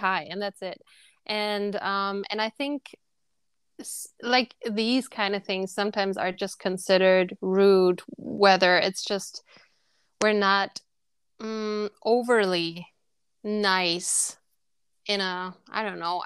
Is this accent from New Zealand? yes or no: no; Germany; now in Frankfurt, Germany; I'm from Germany